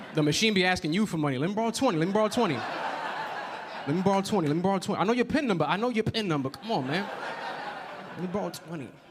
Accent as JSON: {"language": "English", "town": "New York City", "region": "New York", "country": "United States", "said": "I am from the Bronx, New York"}